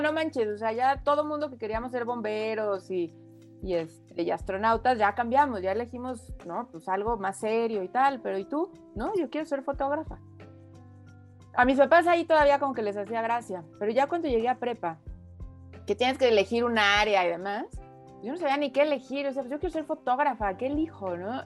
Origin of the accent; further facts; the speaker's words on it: Mexico; also born or lived in France; aquí en México vivimos muy protegidos, ¿no? Por nuestra familia